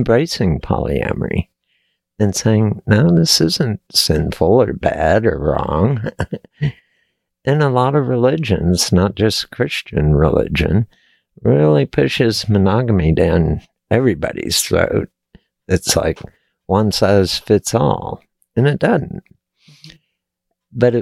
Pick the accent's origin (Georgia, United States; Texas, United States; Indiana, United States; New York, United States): Texas, United States; I was born and raised in Texas